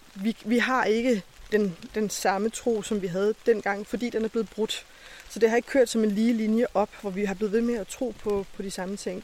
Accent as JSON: {"language": "Danish", "area": "Lolland", "region": "Zealand", "country": "Denmark", "tie": "born or raised there", "said": "Jeg er den eneste fra Lolland."}